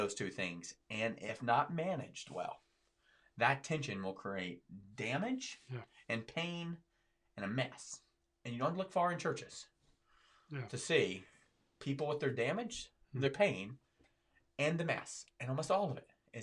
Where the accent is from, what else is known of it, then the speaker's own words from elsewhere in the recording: the South, United States; I'm from the South